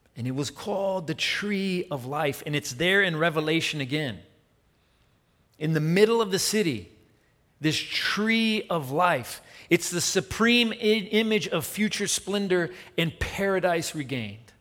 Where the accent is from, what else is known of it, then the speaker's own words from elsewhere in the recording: Tennessee, United States; I'm from Tennessee